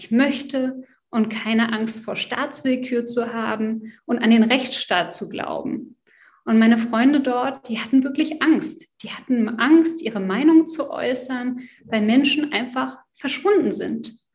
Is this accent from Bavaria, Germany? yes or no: no; Berlin, Germany; also born or lived in France; Also, ich bin Französin, aber seit 20 Jahren eingebürgert, also stolze Wahldeutsche. Ich bin in Berlin-Schöneberg groß geworden.